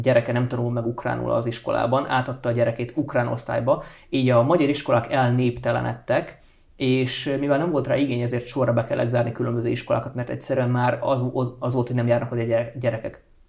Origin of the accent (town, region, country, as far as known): Transcarpathia, Zakarpattia Oblast, Ukraine; born or raised there; first language Hungarian